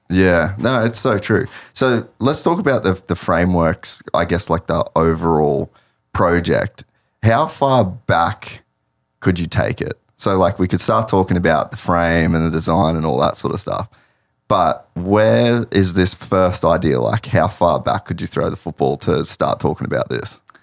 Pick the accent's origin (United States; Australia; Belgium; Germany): Australia; Cairns, Queensland; I grew up in Cairns